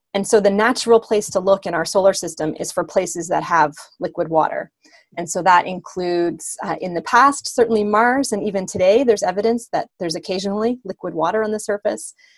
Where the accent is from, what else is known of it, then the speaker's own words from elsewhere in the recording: the Maritimes, Canada; also born or lived in Germany; now in Ontario, Canada; I'm originally from the east coast of Canada. So I'm from the Maritimes, but that's been a long, long time ago.